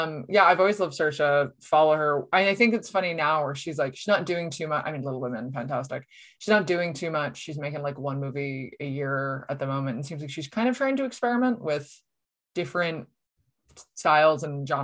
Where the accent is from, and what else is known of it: New Jersey, United States; born or raised there